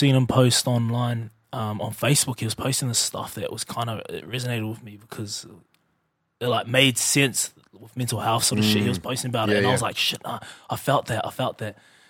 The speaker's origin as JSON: {"language": "English", "country": "New Zealand", "moved": "as an adult", "said": "I come straight from New Zealand."}